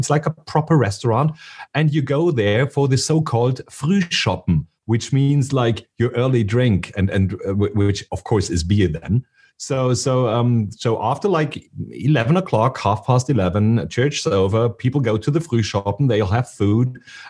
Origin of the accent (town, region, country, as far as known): Munich, Bavaria, Germany